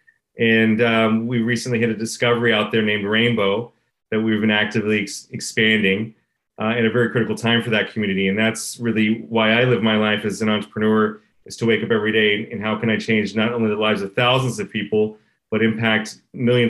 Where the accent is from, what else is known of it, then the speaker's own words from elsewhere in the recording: Texas, United States; moved away as an adult; now in Canada; I'm raised in Texas. I'm an immigrant to Canada